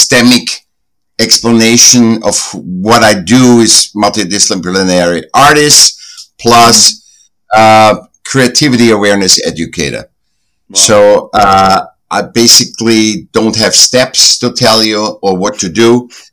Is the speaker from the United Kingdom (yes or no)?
no; Vienna, Austria; moved away; I was born in Vienna, Austria, and I was a sick child and then went to school